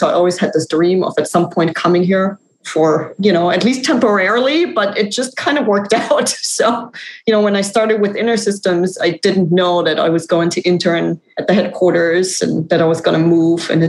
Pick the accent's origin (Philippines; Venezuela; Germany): Germany; moved away as an adult; now in United States; I'm actually from Germany. So I thought I'd come to the US for 2 or 3 years and now it's been, you know, 17